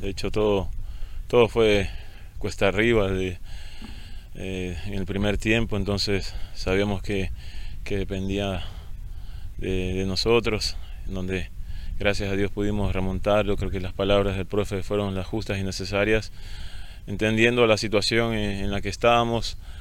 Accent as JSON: {"language": "Spanish", "region": "El Oro", "country": "Ecuador", "said": "estar aquí en mi tierra, sobre todo de representar a, un club con, grandes expectativas que está creciendo, que busca la grandeza. Eh, como lo es Orense, así que representar a mi provincia también significa mucho para mí."}